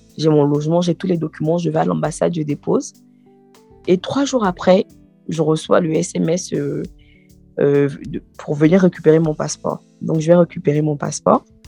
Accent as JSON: {"language": "French", "country": "Côte d’Ivoire", "moved": "as an adult", "lives_now": "France", "said": "Je viens de, de la Côte d'Ivoire"}